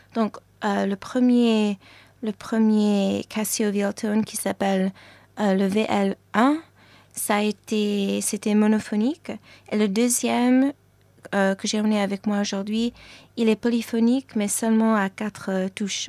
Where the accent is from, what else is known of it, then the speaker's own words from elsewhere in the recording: New York, United States; first language French; moved away; also born or lived in Paris, France; je suis née à New York, donc mes parents tous les deux, ils parlent français. Et donc j'ai grandi en parlant le français à la maison